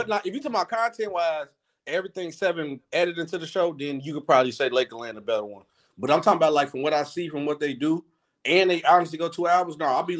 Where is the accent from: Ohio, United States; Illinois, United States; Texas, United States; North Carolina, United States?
Illinois, United States; Chicago; I'm from Chicago.